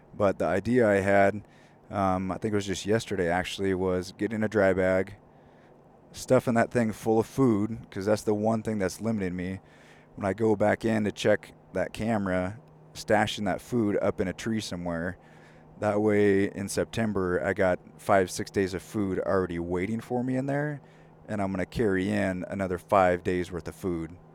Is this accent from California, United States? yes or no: yes; California, United States; now in Spokane, United States; growing up in California, it's definitely not as rainy. It's definitely not as cold. Um, so moving to Spokane